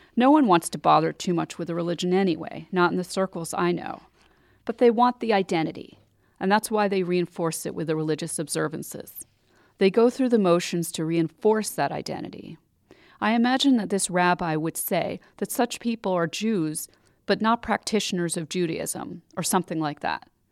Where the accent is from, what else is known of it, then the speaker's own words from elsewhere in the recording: New York City, New York, United States; I grew up in New York City with Jewish friends